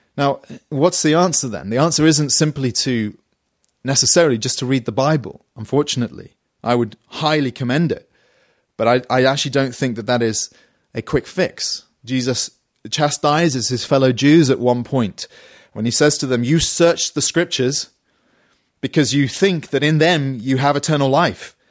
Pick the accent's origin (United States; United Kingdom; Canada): United Kingdom